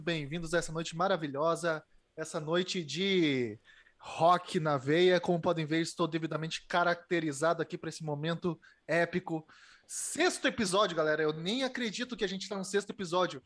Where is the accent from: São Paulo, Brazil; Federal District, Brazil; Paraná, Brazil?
Paraná, Brazil; eu sou do Paraná